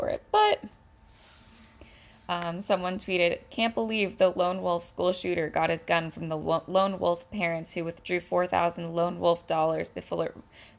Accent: California, United States; I'm a Californian

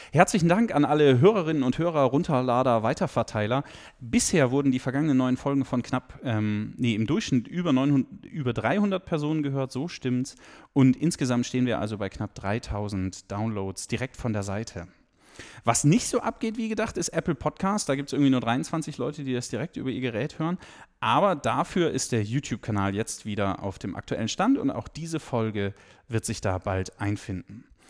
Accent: the West, western Germany, Germany; moved away as an adult; now in Saxony, Germany; Ich bin im Westen geboren und, äh, bin dann sozusagen mit neunzehn nach Sachsen gekommen.

